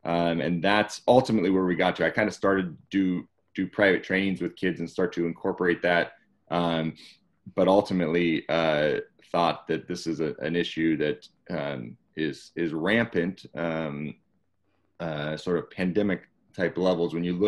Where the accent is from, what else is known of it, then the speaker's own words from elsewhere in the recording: Lodi, California, United States; I grew up in Northern California, a small town called Lodi.